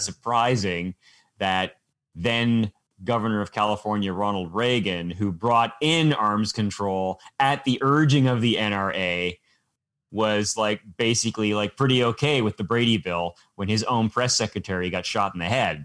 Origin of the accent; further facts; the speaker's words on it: Canada; as a Canadian